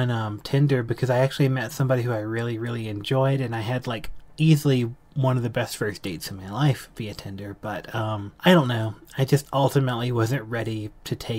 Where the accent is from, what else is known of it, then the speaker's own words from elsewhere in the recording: South Carolina, United States; moved away as an adult; now in Colorado, United States; I grew up in South Carolina, Southern conservative